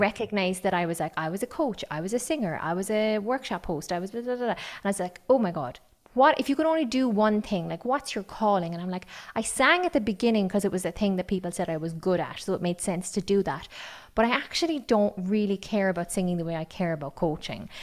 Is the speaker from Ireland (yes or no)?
yes; County Kerry, Munster, Ireland; accent: Kerry; I have an accent because I grew up on County Kerry and everybody spoke like me there.